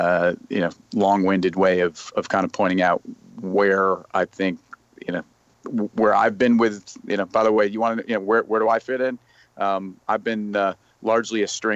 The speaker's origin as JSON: {"language": "English", "area": "Westchester", "region": "New York", "country": "United States", "tie": "born or raised there", "said": "I grew up in Westchester"}